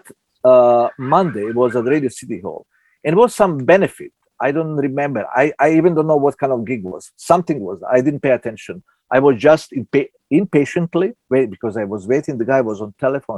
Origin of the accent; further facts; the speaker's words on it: Southern Italy, Italy; English is a second language; moved away as an adult; also born or lived in former Yugoslavia / Belgrade; now in New York, United States; I was the guy from Southern Italy, born in former Yugoslavia, you come to New York.